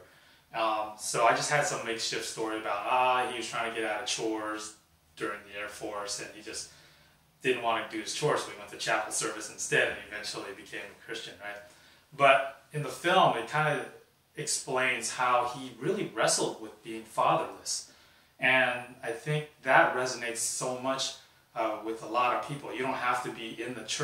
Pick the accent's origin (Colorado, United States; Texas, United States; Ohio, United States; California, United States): California, United States; Sacramento; also born or lived in San Francisco; born in San Francisco, raised in Sacramento.